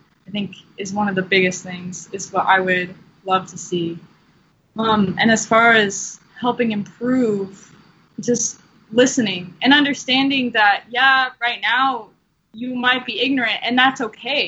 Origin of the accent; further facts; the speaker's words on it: Washington, United States; moved away; a person from Washington State